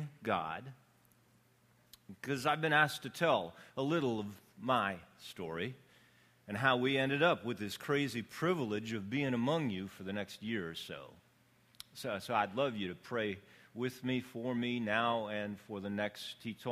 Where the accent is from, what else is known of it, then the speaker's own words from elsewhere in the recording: Canadian Prairies, Canada; also born or lived in Ecuador; now in Los Angeles, United States; I was born on the Canadian prairies.